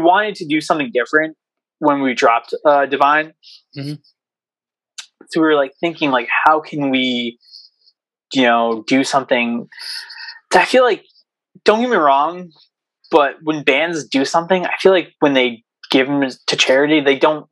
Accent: Southern Maine, United States; I live in Southern Maine, our new singer, actually, I live with our new singer, Dylan. So we now live in the same house, but we're both from Southern Maine

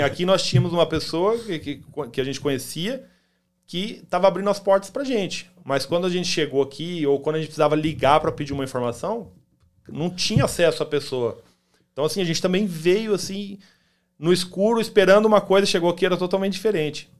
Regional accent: Campo Grande, Mato Grosso do Sul, Brazil; now in United States; Eu sou de Campo Grande, Mato Grosso do Sul

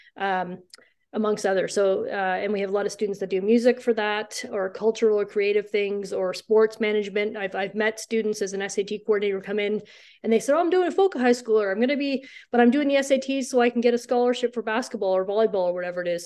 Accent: Canada; now in Norway; I'm from Canada

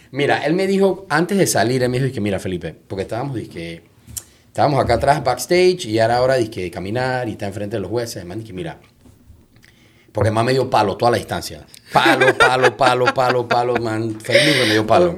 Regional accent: Panama; soy panameño

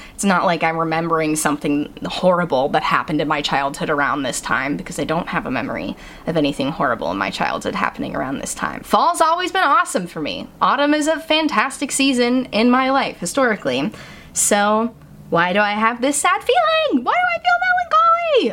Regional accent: Massachusetts, United States; moved away; I'm from Massachusetts. I'm from New England.

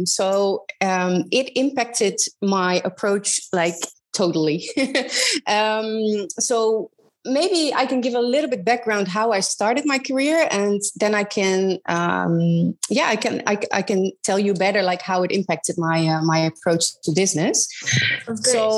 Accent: Netherlands; I am originally from Holland, where I grew up in a really small town in the middle of the Netherlands

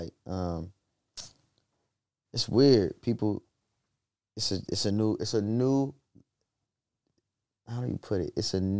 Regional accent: Los Angeles, California, United States; I'm from Baldwin Village, like Crenshaw District

